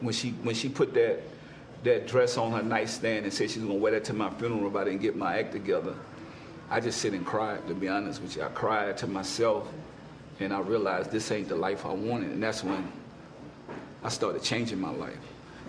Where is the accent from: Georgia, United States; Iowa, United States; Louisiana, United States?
Louisiana, United States; New Orleans; moved away as an adult; also born or lived in California; I said, I'm from New Orleans.